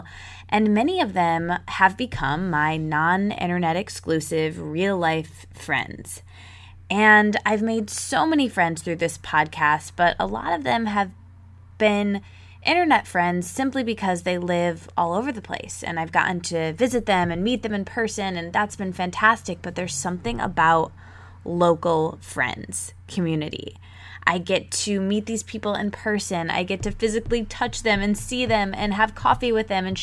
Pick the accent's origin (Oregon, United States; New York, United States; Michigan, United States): Michigan, United States; also born or lived in Detroit, Michigan; I grew up in Michigan